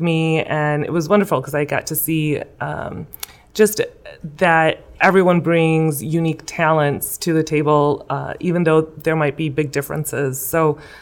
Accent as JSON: {"language": "English", "town": "West Chicago", "region": "Illinois", "country": "United States", "tie": "born or raised there", "said": "Originally born and raised here in West Chicago"}